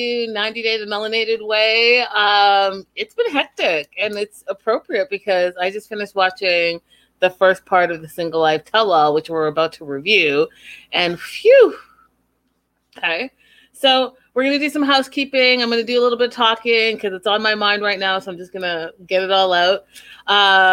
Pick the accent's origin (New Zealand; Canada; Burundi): Canada; me being Canadian